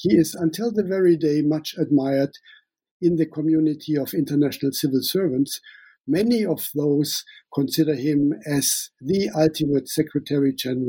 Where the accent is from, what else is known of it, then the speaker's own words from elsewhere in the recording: Namibia; accent: German; English is a second language; also born or lived in Germany; now in Sweden; I call myself a German-born Namibian living in Sweden. Some of you might hear my German accent. I grew up in Namibia, and I spent the last 19 years in Sweden.